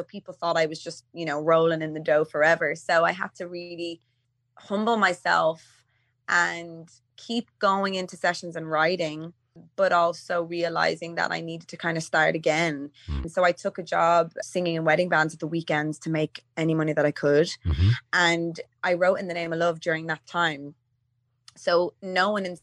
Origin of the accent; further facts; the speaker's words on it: Dublin, Leinster, Ireland; I'm from Donamead